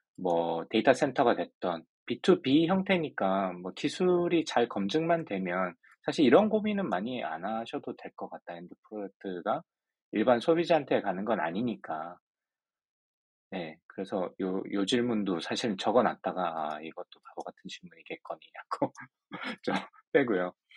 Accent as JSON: {"language": "Korean", "region": "Ulsan", "country": "South Korea", "tie": "born or raised there", "said": "저는 일단 울산 출신이라서"}